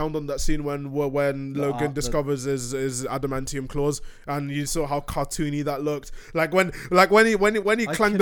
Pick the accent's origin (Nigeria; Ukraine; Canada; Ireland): Nigeria; I'm going to say as a Nigerian